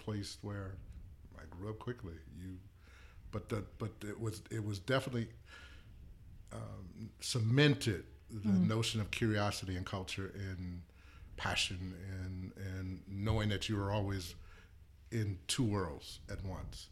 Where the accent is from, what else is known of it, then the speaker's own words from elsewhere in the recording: New Orleans, Louisiana, United States; I grew up in New Orleans